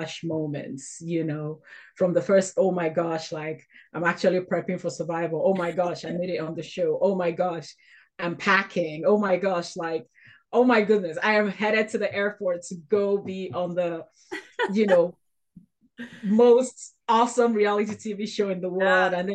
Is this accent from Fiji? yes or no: no; Nigeria; I grew up in Nigeria